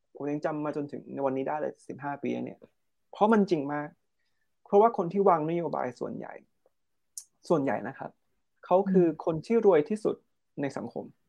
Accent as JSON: {"language": "Thai", "country": "Thailand", "said": "เราเติบโตมาในประเทศที่มีเป็นศาสนาพุทธ"}